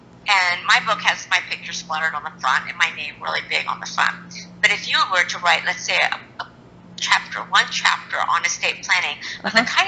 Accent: Japan; born there; So I'm half Japanese and I was born in Japan

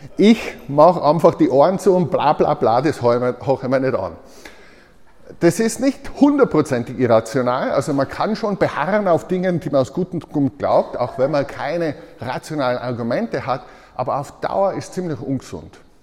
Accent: Tyrol, Austria; ich als Tiroler

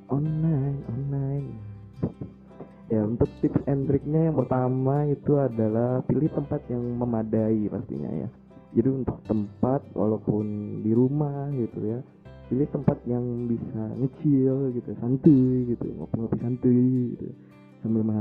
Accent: Ciamis, West Java, Indonesia; Ya, aku asal daerahku dari Ciamis, Jawa Barat.

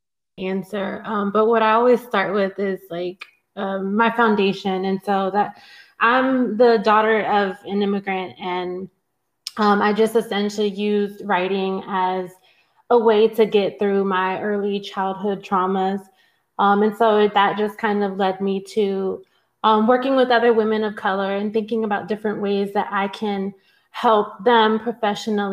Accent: Newport News, Virginia, United States; I come from Newport News, Virginia. I grew up in public housing.

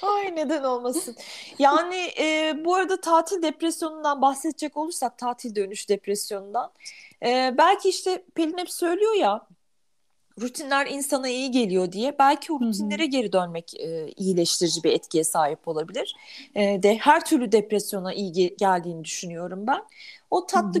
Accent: Germany; moved away; Almanya'da doğdum, büyüdüm

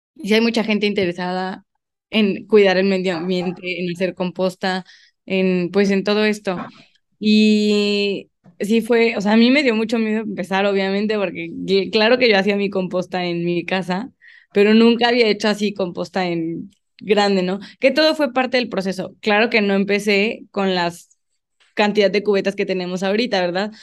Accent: León, Guanajuato, Mexico; also born or lived in Guadalajara; yo soy de León, toda mi vida he vivido aquí.

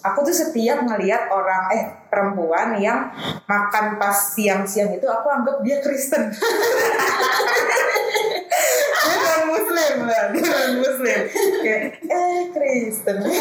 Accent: Tangerang, Banten, Indonesia; rumah aku di Ciledug

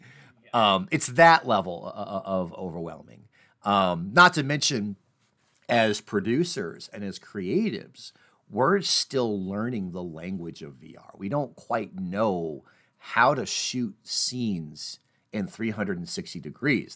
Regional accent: Midwest, United States; I'm from the Midwest, so I talk about basements

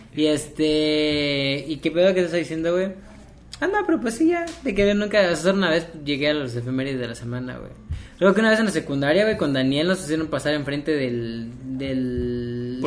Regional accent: Mexico

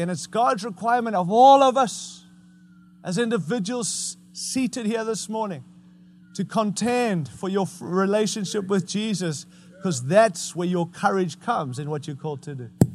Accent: United States; as an American

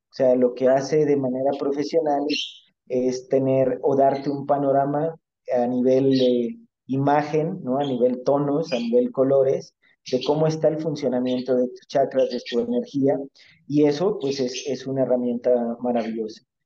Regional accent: Mexico; yo a mí me tocó nacer en México, yo soy mexicano

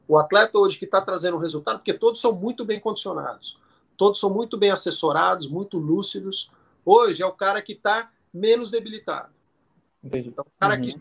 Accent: Botucatu, São Paulo, Brazil; Eu sou de Botucatu. Botucatu é uma

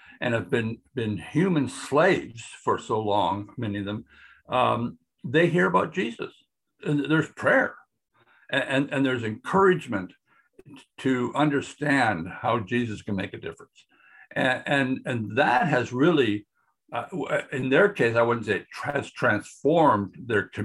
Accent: Canada; moved away; also born or lived in Brazil; I'm a Canadian still.

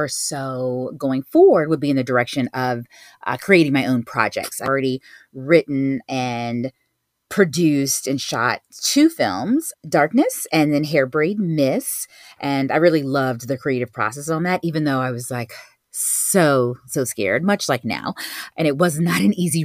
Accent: Virginia Beach, Virginia, United States; moved away as an adult; now in New York City, United States; I'm originally from Virginia Beach

